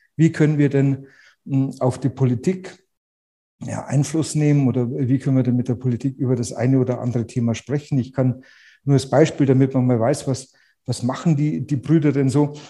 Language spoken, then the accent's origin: German; Munich, Bavaria, Germany; accent: Bavarian